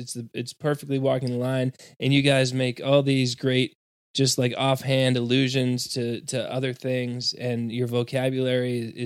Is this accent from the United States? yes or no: yes; Massachusetts, United States; We're both from Massachusetts.